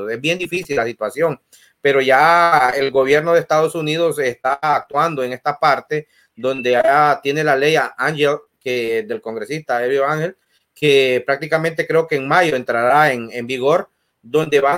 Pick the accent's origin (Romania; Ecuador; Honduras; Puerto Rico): Honduras; Incluso nosotros como hondureños, yo le digo a nuestra comunidad, siéntanse orgullosos